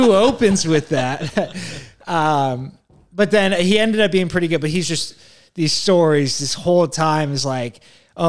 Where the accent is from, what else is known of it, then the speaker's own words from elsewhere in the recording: San Jose, California, United States; we're from San Jose